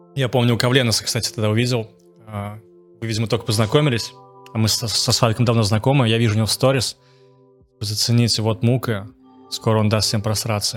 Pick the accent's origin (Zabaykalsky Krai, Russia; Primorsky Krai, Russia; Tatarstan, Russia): Tatarstan, Russia; Naberezhnye Chelny; moved away; в Челны, в свой город, откуда я родом